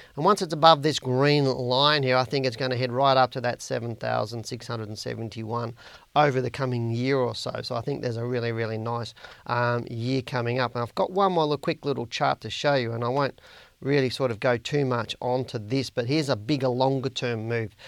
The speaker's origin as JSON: {"language": "English", "country": "Australia", "accent": "Australian", "said": "my Australian accent"}